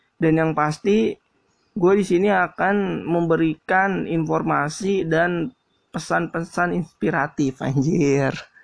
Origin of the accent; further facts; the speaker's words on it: Jakarta, Indonesia; Gua asli Jakarta